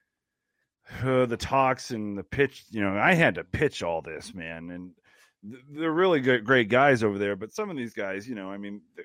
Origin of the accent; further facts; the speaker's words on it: Cleveland, Ohio, United States; now in Las Vegas, United States; I'm from Cleveland originally. I live in Vegas now, but I grew up a huge Cleveland Browns fan